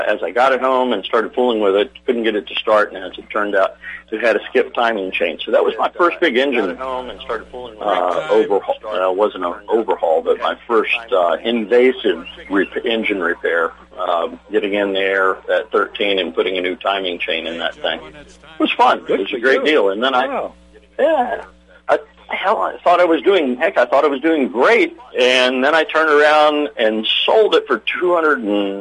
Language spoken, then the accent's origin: English; Virginia Beach, Virginia, United States; I grew up in Virginia Beach, Virginia